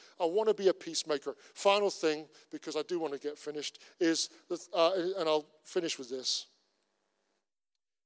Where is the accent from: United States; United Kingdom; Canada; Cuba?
United Kingdom; Cornwall, South West England; I'm Cornish. I am Celtic.